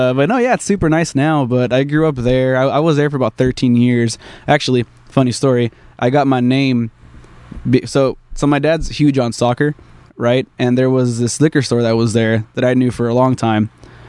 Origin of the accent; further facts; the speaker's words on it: Anaheim, California, United States; first language Spanish; English is a second language; I'm from Anaheim. Not too far from here. No, not at all. I grew up really close to Disneyland. I used to be able to see the fireworks from my bedroom window.